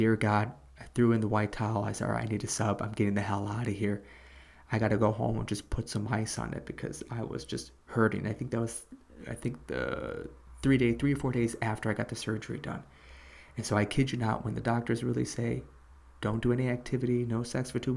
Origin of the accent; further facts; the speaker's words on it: Chicago, Illinois, United States; moved away; They were asking where I was from. I told them I was from Chicago